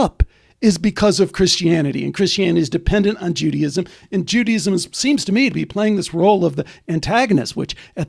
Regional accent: Chicago, Illinois, United States; when I was a kid growing up in Chicago

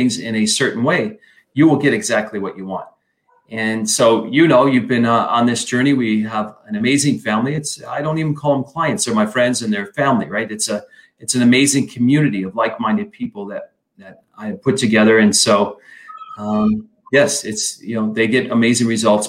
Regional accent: Flint, Michigan, United States; I grew up in Michigan, Flint, Michigan.

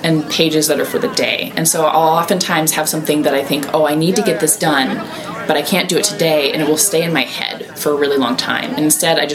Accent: Iowa, United States; I grew up in Iowa

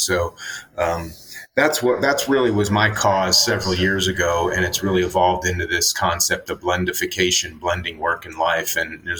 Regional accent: Florida, United States; I grew up in Florida and played sports

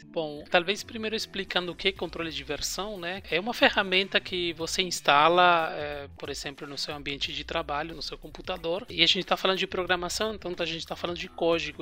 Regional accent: Uruguay; Portuguese is a second language; also born or lived in São Paulo, Brazil; now in Berlin, Germany; vocês vão perceber um sotaque um pouco diferente, porque eu sou do Uruguai, na verdade, eu sou uruguaio

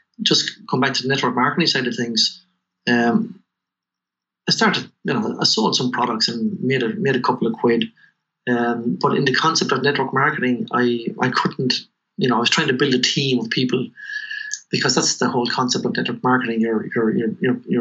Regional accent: Tullamore, Leinster, Ireland; also born or lived in Chicago, United States; I was born in Tullamore, raised in Chapel Street

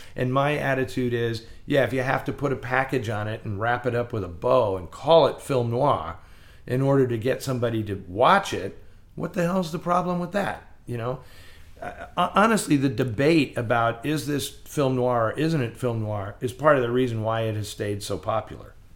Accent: San Francisco, California, United States; I grew up in San Francisco and it was filled with repertory cinemas

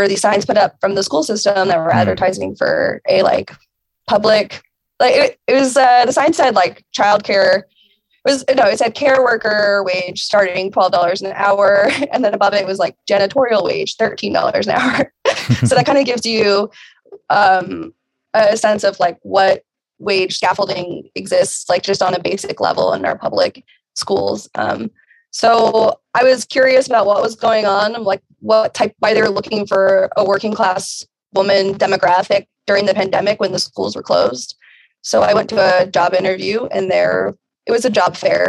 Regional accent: Virginia, United States; I am from Virginia, and I currently live in Southwest Virginia

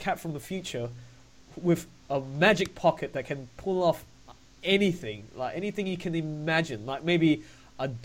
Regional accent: Australia; I'm from Australia

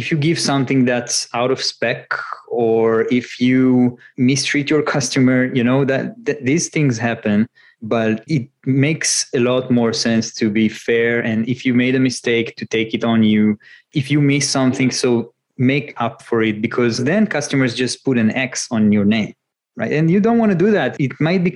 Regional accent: Northern Israel, Israel; moved away; I grew up in northern Israel. More nature there, less cars and buildings, and moved to the center.

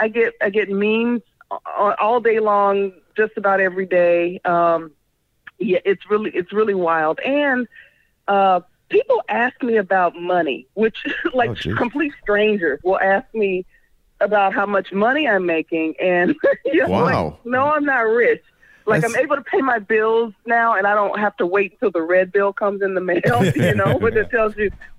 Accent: Chicago, Illinois, United States; now in Los Angeles, United States; I'm from the South Side of Chicago.

